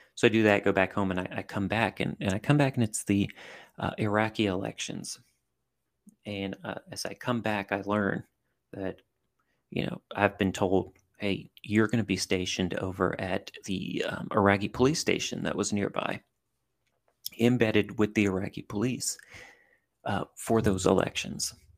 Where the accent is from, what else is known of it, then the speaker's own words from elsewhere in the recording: southern Louisiana, United States; I grew up in a, in a small town in southern Louisiana